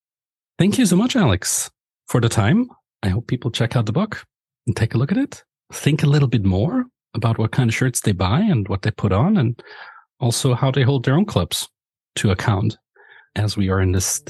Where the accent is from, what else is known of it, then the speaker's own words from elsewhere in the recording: Austria; It's with David Forster, a historian from Vienna in Austria, so my home country.